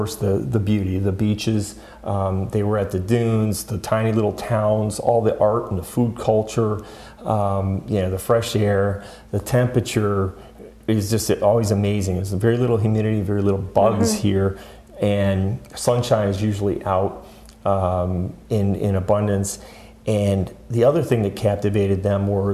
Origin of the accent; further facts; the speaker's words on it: Michigan, United States; I'm born and raised in Michigan